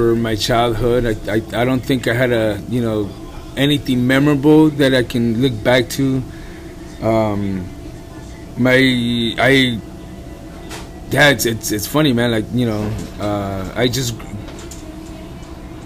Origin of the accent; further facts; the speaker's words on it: León, Guanajuato, Mexico; also born or lived in Lake View Terrace, Los Angeles, California; now in Los Angeles, United States; I grew up in León, Guanajuato. That's where I spent, you know, some of my younger years